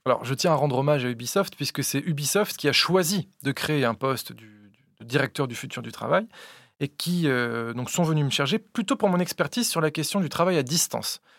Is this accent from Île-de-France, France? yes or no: no; Vichy, Auvergne-Rhône-Alpes, France; moved away; Je viens de Vichy, euh, dans l'Allier